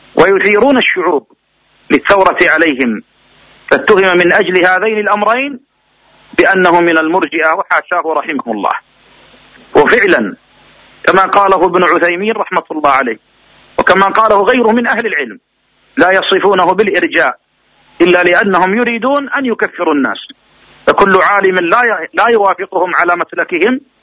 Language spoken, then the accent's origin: Arabic; Riyadh, Riyadh Province, Saudi Arabia; عندنا في الرياض